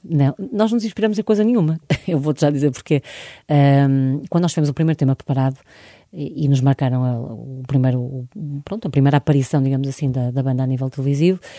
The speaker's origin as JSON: {"language": "Portuguese", "town": "Porto", "region": "Norte", "country": "Portugal", "said": "não somos de lá, somos do Porto"}